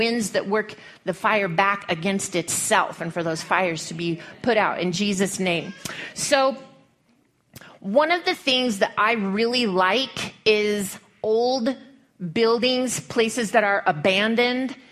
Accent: Lubbock, Texas, United States; now in Colorado, United States; there really is not much of a vacation destination in Lubbock, but that's where I'm from

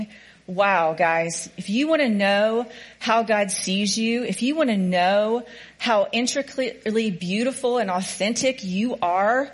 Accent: Oklahoma, United States; I'm a hick from Oklahoma

